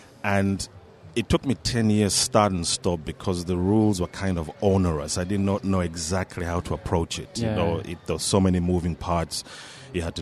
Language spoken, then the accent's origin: English; Uganda; moved away as an adult; now in Australia; Originally, I'm from Uganda.